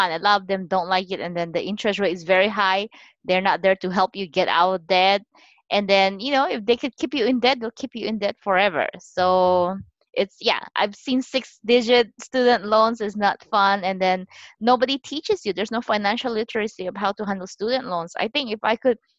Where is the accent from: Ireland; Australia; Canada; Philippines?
Philippines; moved away as an adult; now in United States; I immigrated to here to United States at age 20. I was born and raised in the Philippines